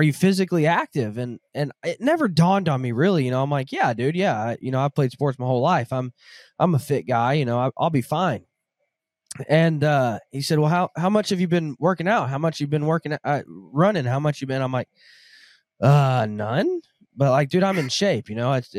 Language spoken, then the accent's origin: English; Southern Arkansas, United States; I grew up in Southern Arkansas